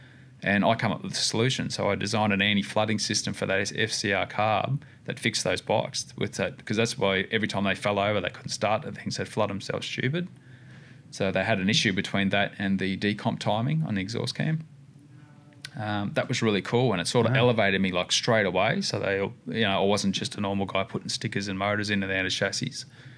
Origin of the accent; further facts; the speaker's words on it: Australia; oh, we're just from Australia, having a bit of a crack.